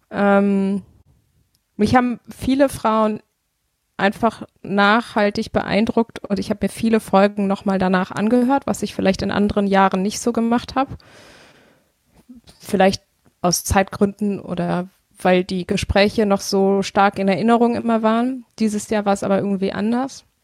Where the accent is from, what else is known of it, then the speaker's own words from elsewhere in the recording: Bonn, North Rhine-Westphalia, Germany; ich bin in Bonn aufgewachsen. Ich habe das natürlich alles irgendwie miterlebt.